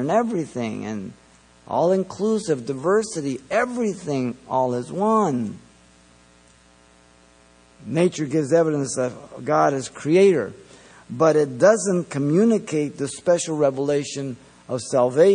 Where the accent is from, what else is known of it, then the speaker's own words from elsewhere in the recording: Mexico City, Mexico; now in United States; I was born in Mexico City